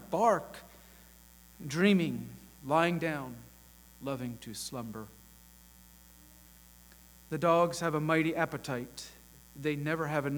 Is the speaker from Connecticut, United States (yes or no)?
no; Chattanooga, Tennessee, United States; I grew up here in the Chattanooga area